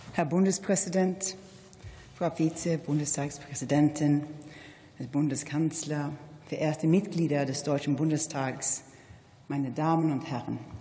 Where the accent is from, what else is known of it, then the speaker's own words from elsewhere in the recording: Sweden; als Schwedin